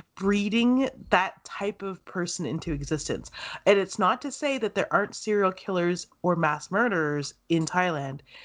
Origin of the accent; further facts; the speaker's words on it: Canada; I've lived it here in Canada all my life. I was born here